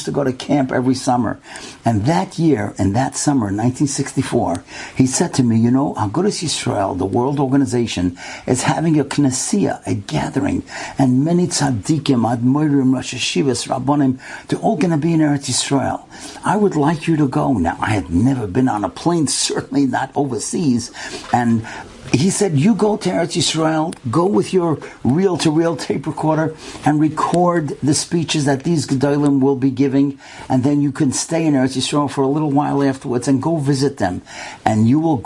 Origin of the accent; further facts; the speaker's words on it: United States; I'm from America, I'm going back in 2-3 days